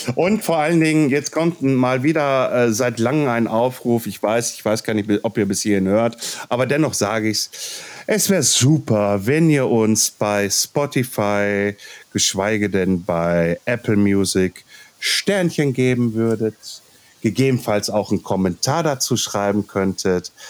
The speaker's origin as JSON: {"language": "German", "area": "Ruhr area", "region": "North Rhine-Westphalia", "country": "Germany", "accent": "Ruhrpott", "said": "wenn ich zu viel Ruhrpott quatsche, dann quatsche ich halt Ruhrpott, weil ich bin aus dem Ruhrpott."}